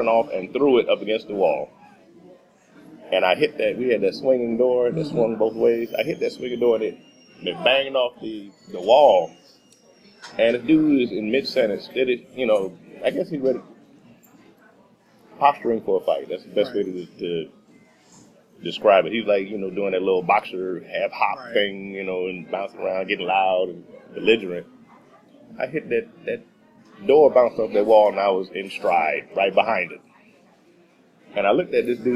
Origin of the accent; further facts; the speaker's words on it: Texas, United States; I'm a Texan